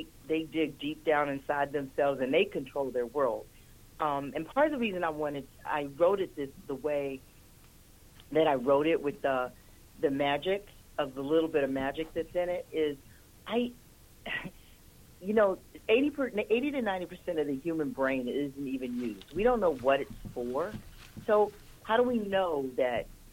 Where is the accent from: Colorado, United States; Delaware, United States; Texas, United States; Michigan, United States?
Michigan, United States; Detroit; moved away; I'm originally from Detroit